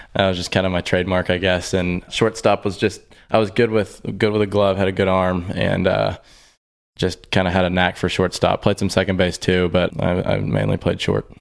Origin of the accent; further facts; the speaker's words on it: Houston, Texas, United States; growing up in Houston, uh, which is where I've been my whole life